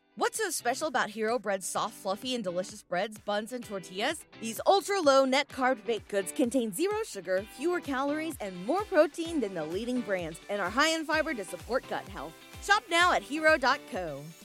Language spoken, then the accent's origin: English; New York, United States; moved away; I grew up in New York and lived in New York